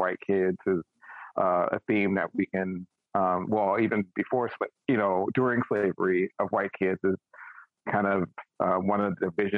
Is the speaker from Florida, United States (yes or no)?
no; Washington, District of Columbia, United States; I grew up in Washington, D.C., and at the time, D.C. was very much, as they nicknamed it, a chocolate city